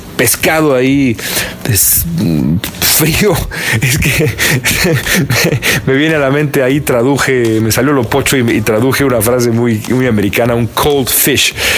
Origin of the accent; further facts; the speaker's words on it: Mexico; now in United States; los mexicanos de acá son, somos tan mexicanos